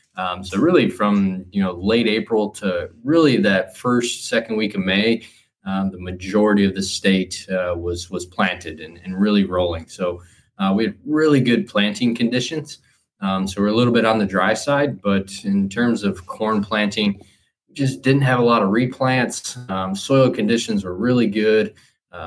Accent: Michigan, United States; moved away as an adult; also born or lived in Kentucky; now in Indiana, United States; So by way of Michigan, so I grew up in Michigan. I grew up farming family, just been around agriculture my whole life.

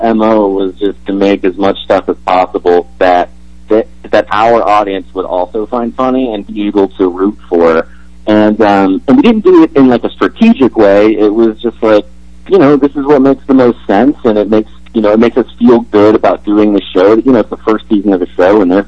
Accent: Canada; as a Canadian

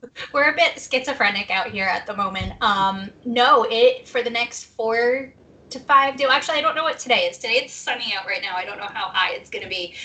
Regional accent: New Jersey, United States; moved away; My hometown in New Jersey

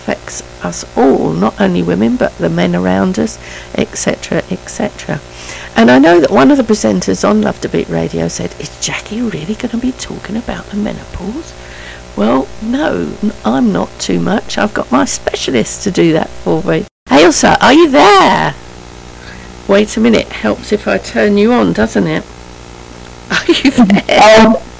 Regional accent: London, United Kingdom; I was brought up in Maple Road, Penge, from the age of about 18 months, I think, till I first married when I was 24

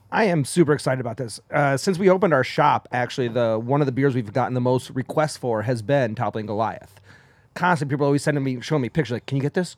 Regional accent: New York, United States; accent: New York; New Yorkers, the more I drink, the more my awes come out

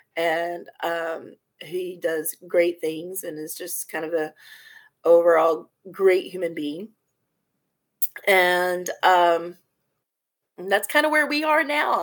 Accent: Corpus Christi, Texas, United States; also born or lived in Belton; I grew up in Corpus Christi, born and raised there

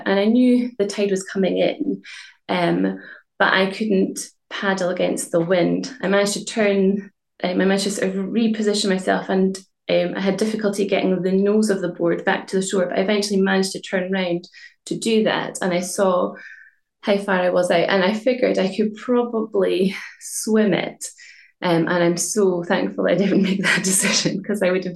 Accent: Inverness, Scotland, United Kingdom; I'm from Inverness

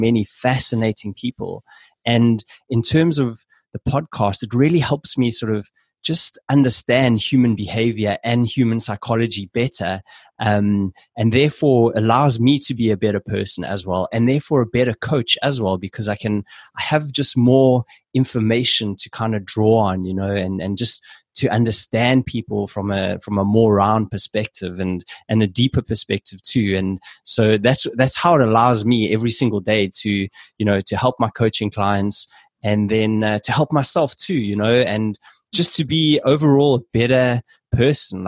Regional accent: South Africa; we're both South African

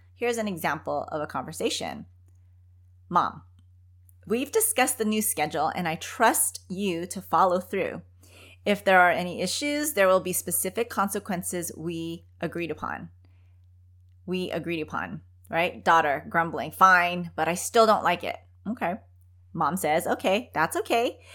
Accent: Philippines; moved away; how we grew up back in the Philippines

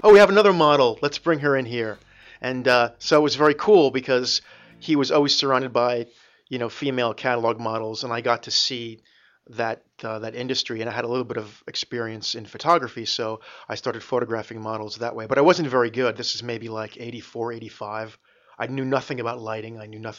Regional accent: New Jersey, United States; also born or lived in New York City; I'm from New Jersey.

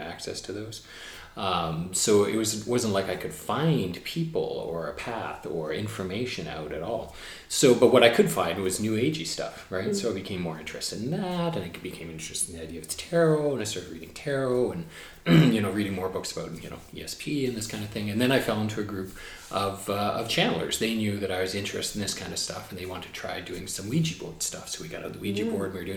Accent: Burnaby, British Columbia, Canada; now in Victoria, Canada; I grew up in a suburb of Vancouver. I grew up in Burnaby.

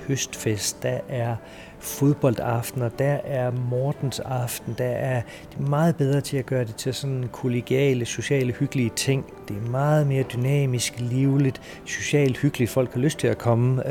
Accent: Denmark; moved away as an adult; also born or lived in Singapore / Shanghai / Dubai; Jeg er adopteret fra Danmark til Danmark.

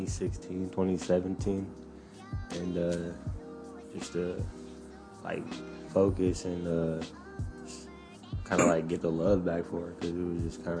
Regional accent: San Jose, California, United States; born or raised there

